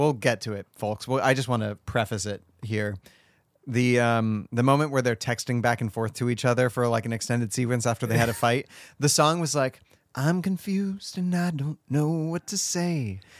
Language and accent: English; California, United States; now in Oregon, United States; I'm from California.